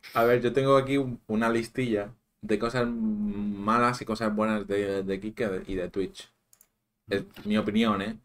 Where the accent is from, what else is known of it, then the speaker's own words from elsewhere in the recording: Manacor, Balearic Islands, Spain; aquí en Manacor